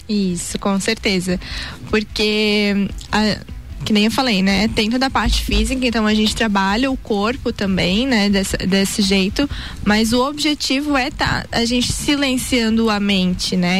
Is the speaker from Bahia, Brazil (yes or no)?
no; Blumenau, Santa Catarina, Brazil; eu sou de Blumenau